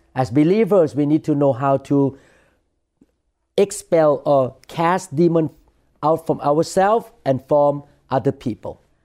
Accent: Thailand; when I was growing up in Thailand

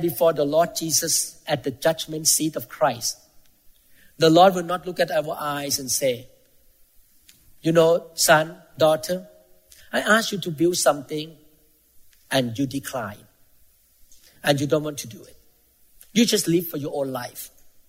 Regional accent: Thailand; moved away; I came from Thailand. Most Thai people are Buddhists.

